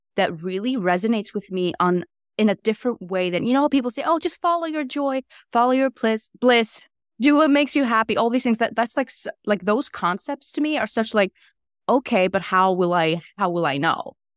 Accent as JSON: {"language": "English", "country": "Iceland", "also_born_or_lived": "New York City, United States", "moved": "as an adult", "lives_now": "Atlanta, United States", "said": "I am originally from Iceland"}